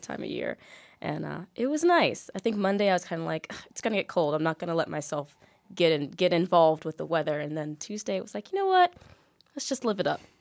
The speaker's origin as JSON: {"language": "English", "town": "Fort Wayne", "region": "Indiana", "country": "United States", "tie": "born or raised there", "moved": "yes", "lives_now": "Bloomington, United States"}